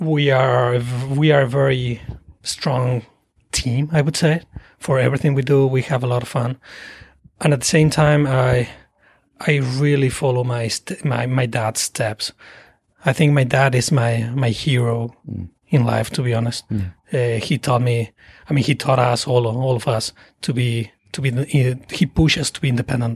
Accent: Salta, Argentina; English is a second language; moved away as an adult; also born or lived in Buenos Aires, Argentina; now in United States; I grew up in a small town in Salta. Mm-hmm. It's a small town in Argentina called Salta.

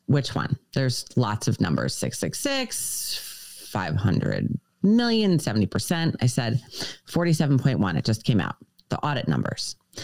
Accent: United States; moved away as an adult; now in Georgia, United States; we're originally from New York, Connecticut. So we fled the great cold north a long time ago.

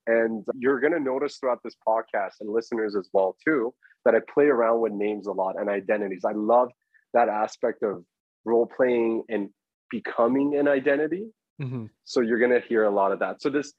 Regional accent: Toronto, Ontario, Canada; I haven't booked my accommodation. I'm from Toronto.

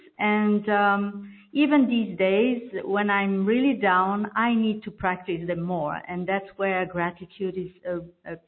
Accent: Belgium; first language French; English is a second language; I'm from Belgium, and I'm speaking French normally, so this is my second language

